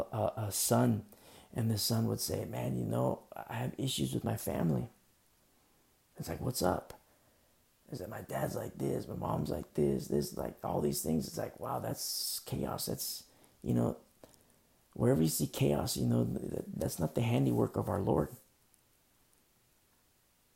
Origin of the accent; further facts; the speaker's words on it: United States; I'm an American, you know, and I love this country so much.